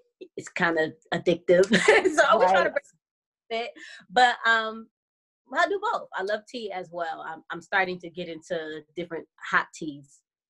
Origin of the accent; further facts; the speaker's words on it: Rochester, New York, United States; So I am from Rochester, New York. I'm still in Rochester, New York. It's upstate, way far from New York City.